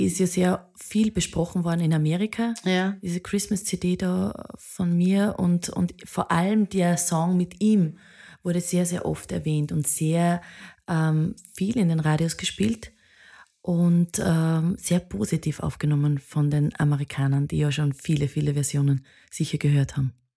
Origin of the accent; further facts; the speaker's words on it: Bad Aussee, Styria, Austria; Viele aus meiner Heimat. Ich bin aus Bad Aussee.